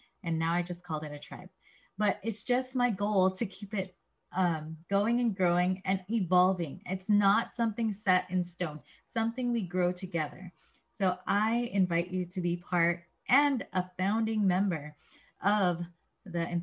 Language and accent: English; San Diego, California, United States; I grew up in San Diego, and I grew up in a certain 1 mile radius.